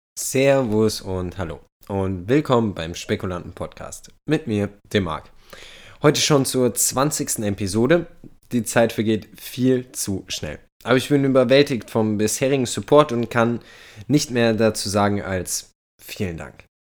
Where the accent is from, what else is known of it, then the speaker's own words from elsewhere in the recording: Germany; wir als Deutsche